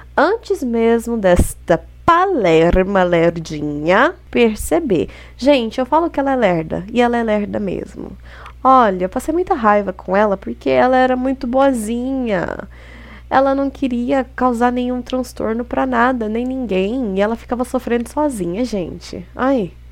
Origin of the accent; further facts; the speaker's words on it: Brazil; a gente, sendo brazuca